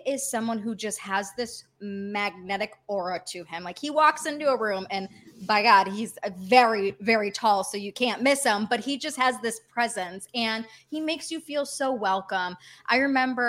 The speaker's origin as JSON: {"language": "English", "town": "Detroit", "region": "Michigan", "country": "United States", "tie": "born or raised there", "moved": "as an adult", "lives_now": "Los Angeles, United States", "said": "I was born and raised in Metro Detroit."}